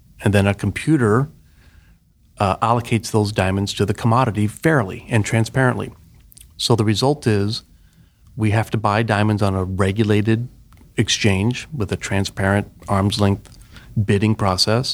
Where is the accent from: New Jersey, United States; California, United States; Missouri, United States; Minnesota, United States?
Missouri, United States; outside of St. Louis; moved away as an adult; also born or lived in Pittsburgh, Pennsylvania; I grew up in the Midwest in Missouri, outside of St. Louis